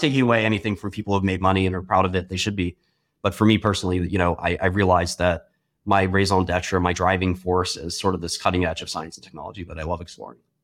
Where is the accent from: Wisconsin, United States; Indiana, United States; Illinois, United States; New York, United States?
New York, United States; New York City; born or raised there